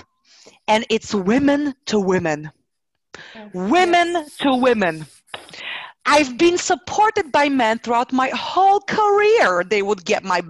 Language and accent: English; Poland; moved away; I got back home to Poland, to my little town